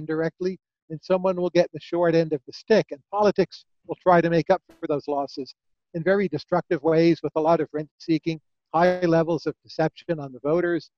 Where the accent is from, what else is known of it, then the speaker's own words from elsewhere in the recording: United States; as an American